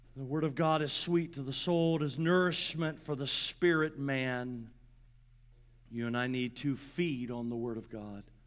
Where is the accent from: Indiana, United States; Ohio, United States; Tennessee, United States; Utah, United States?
Indiana, United States; Grant County; I grew up in Grant County, Indiana